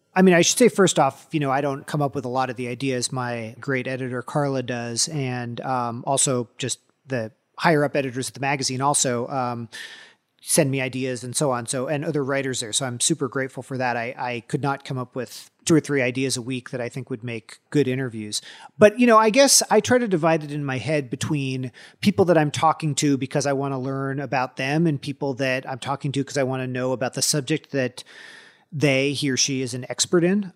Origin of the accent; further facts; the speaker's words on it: California, United States; moved away as an adult; also born or lived in Washington; growing up in California